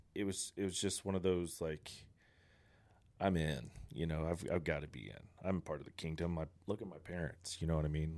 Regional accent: Coweta, Oklahoma, United States; also born or lived in Texas; I'm a born and raised Coweta guy

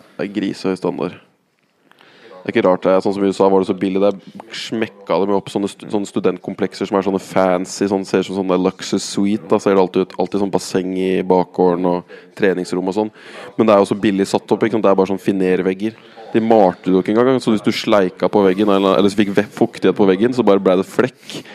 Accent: Norway

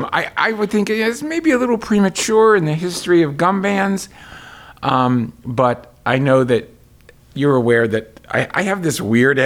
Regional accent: Chapel Hill, North Carolina, United States; I would drive from Columbia, South Carolina, I'm from Chapel Hill down to Columbia to work with her.

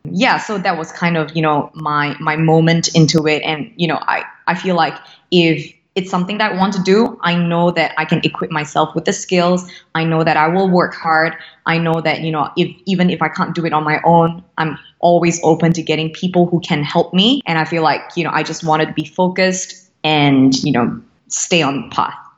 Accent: Singapore; Born and raised in Singapore, true blue Singaporean.

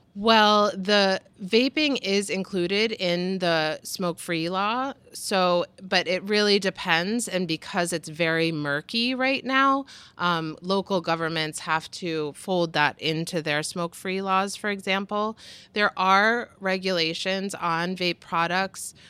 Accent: United States; as an American

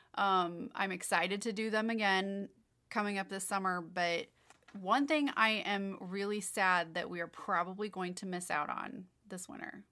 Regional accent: Kansas City, Missouri, United States; we're from Kansas City

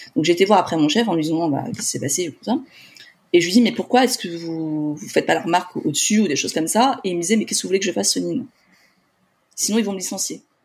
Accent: Paris, Île-de-France, France; je suis de Paris

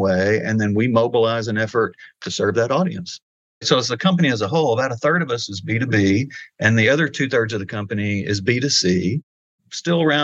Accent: Arkansas, United States; moved away as an adult; also born or lived in Missouri / Colorado; I'm from Arkansas, so I was born and raised here.

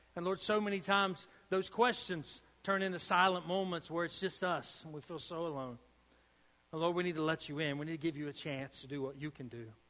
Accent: United States; I'm from Boone County

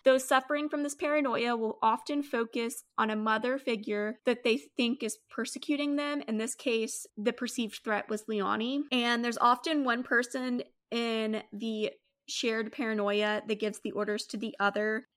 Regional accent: United States; I'm very American

